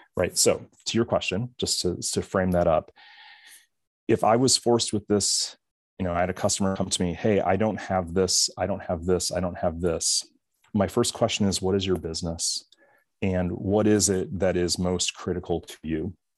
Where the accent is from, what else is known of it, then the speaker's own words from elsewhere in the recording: Michigan, United States; I'm from Michigan